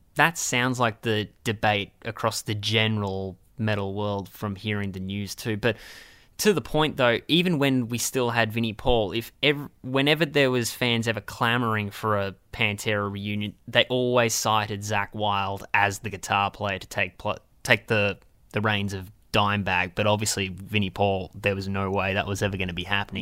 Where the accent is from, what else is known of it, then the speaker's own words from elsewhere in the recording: Australia; we're Australian